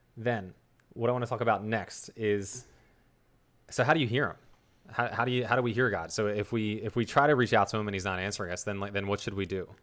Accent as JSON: {"language": "English", "region": "New Jersey", "country": "United States", "accent": "South Jersey", "said": "here in South Jersey, we kinda take the letter T and pronounce it like the letter D."}